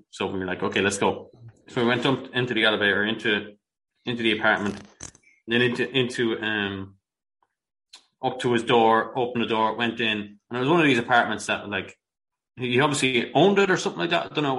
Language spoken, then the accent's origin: English; Brooklyn, New York, United States; Man, I'm from Brooklyn. I never seen no shit like that in my life, man.